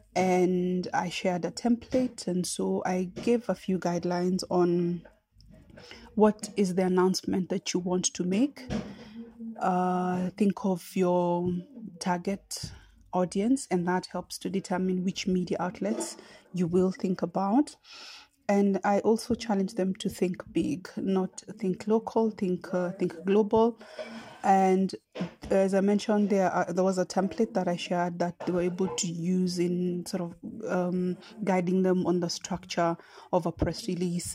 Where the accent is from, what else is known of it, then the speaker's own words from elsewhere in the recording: Kenya; also born or lived in Nairobi; I am a Kenyan poet, writer, storyteller, and communications consultant based in Nairobi